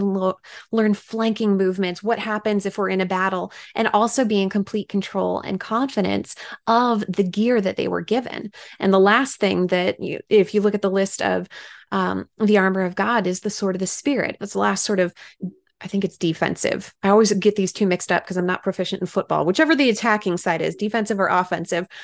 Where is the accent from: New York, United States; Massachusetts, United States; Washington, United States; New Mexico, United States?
Washington, United States; moved away; I was able to speak in my home state of Washington